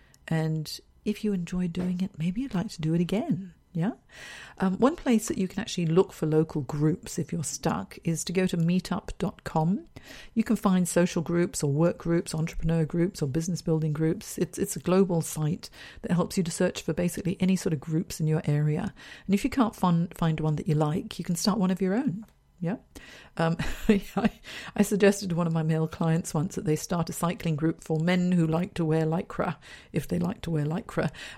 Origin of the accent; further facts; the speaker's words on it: Hong Kong; also born or lived in San Francisco / London / Singapore; now in Sydney, Australia; I'm originally from Hong Kong, so I moved from Hong Kong to San Francisco, San Francisco to London, London to Singapore, Singapore to Sydney, then back to Singapore again, then back to Sydney.